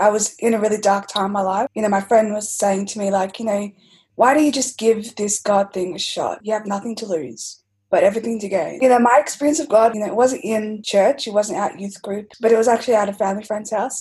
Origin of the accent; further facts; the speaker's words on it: Melbourne, Victoria, Australia; I've been born and raised in Melbourne